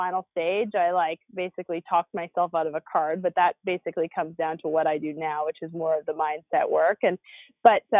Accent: Canada; I grew up in Canada

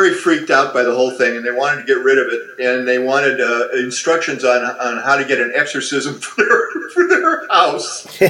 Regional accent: Massachusetts, United States; born there; also born or lived in Gary, Indiana / Hobart, Indiana / Chicago; Yeah, I was born in Massachusetts, and I was adopted when I was 9 months old by my adopted parents, the Stoneham family, and we moved from Massachusetts to Gary, Indiana, and Hobart, and then eventually with my grandmother in Chicago

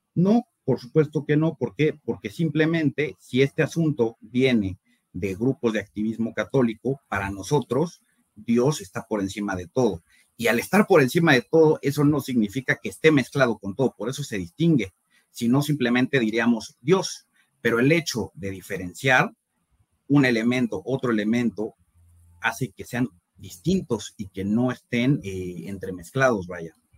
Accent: Mexico City, Mexico; Yo soy de la Ciudad de México, tengo 29 años

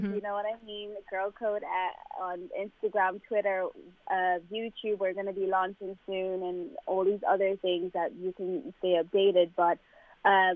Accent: Malawi; moved away; where I'm from Malawi

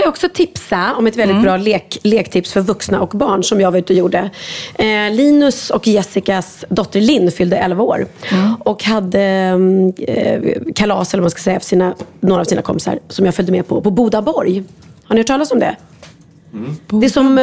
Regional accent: Sweden; Jag är svensk

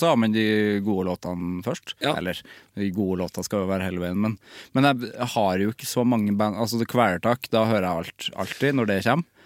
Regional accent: Trøndelag, Norway; Som trønder

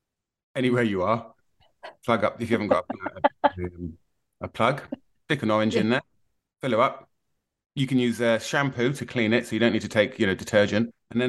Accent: Plymouth, South West England, United Kingdom; The mean streets of Plymouth, Devon.

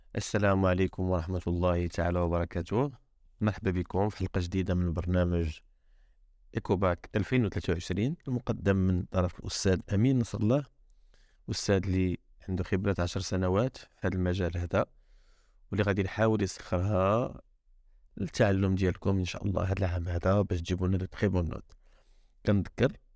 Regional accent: Morocco; انايا كمغربي

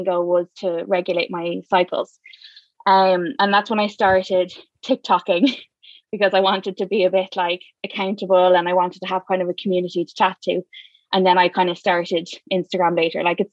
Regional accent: Dublin, Leinster, Ireland; I am from South County, Dublin, born and raised, live here still

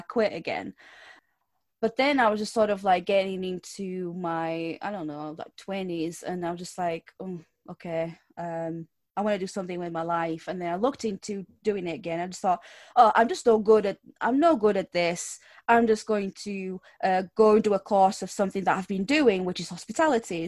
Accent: Portugal; English is a second language; now in United Kingdom

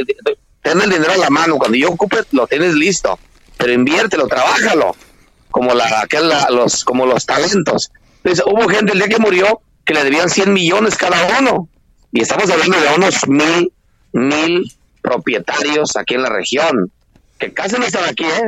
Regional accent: Tancítaro, Michoacán, Mexico; aquí en Michoacán las autodefensas solo existen en mi pueblo que es Tancítaro

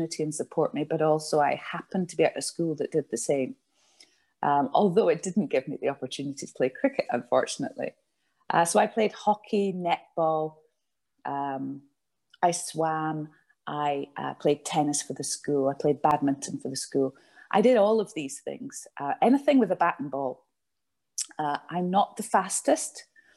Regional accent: Glasgow, Scotland, United Kingdom; I was born in Glasgow and I went to secondary school in Glasgow

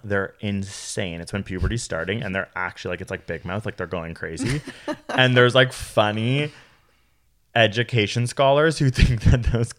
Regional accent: Toronto, Ontario, Canada; I grew up in Toronto.

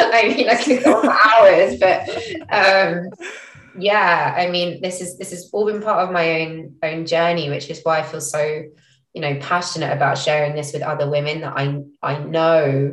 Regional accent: London, United Kingdom; moved away as an adult; also born or lived in Singapore / Israel; now in Norwich, United Kingdom; I didn't grow up in Norfolk. I grew up in London.

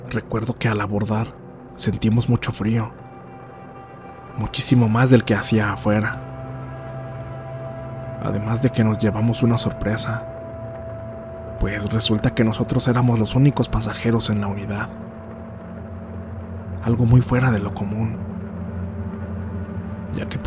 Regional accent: Apan, Hidalgo, Mexico; Nosotros somos originarios de Apan, Hidalgo.

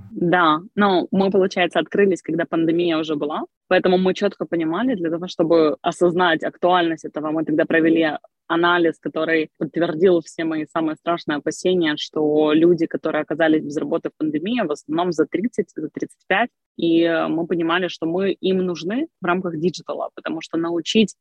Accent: Crimea, Ukraine; moved away as an adult; also born or lived in Kyiv, Ukraine; now in Ivano-Frankivsk, Ukraine; родилась я в Крыму, я прожила там до 18 лет, потом переехала учиться в Киев

